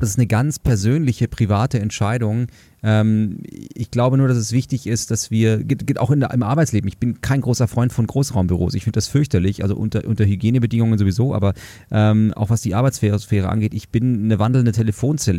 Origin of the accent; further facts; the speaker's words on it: Munich, Bavaria, Germany; ich komme aus München